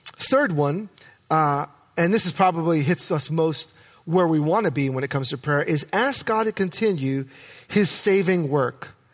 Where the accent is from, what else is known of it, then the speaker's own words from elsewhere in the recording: New York, United States; now in Oregon, United States; I am a city boy. I was born and raised in New York, and I grew up with asphalt, concrete